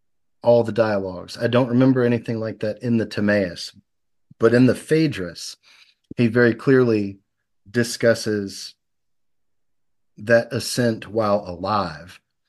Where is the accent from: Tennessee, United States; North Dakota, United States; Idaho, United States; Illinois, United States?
Tennessee, United States; Memphis; born there; now in Tupelo, United States; I was born in Memphis, and my wife was born here in Tupelo. And so when I moved here, it was to to be with her.